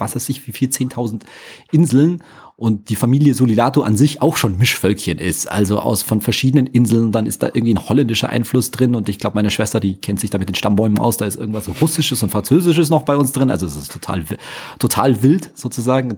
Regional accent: Munich, Bavaria, Germany; ich bin aber natürlich hier geboren und hier aufgewachsen, ganz klassisch im Ober, schönen Oberbayern

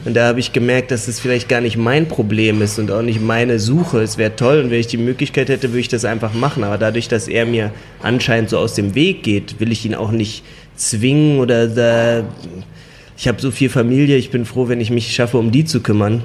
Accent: Germany; also born or lived in China; wir nach Deutschland kamen. Wir waren ein paar Monate hier

